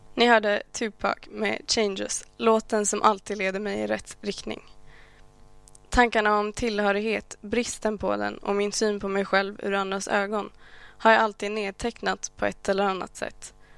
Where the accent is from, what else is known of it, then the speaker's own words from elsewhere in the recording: Sweden; jag faktiskt är född här? Att jag aldrig levt i något annat?